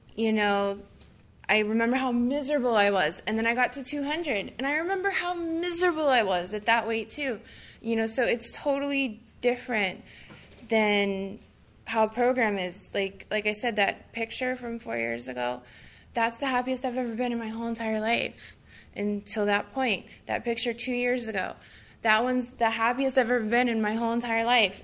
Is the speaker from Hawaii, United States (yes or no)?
yes; Honolulu, Hawaii, United States; I'm from Honolulu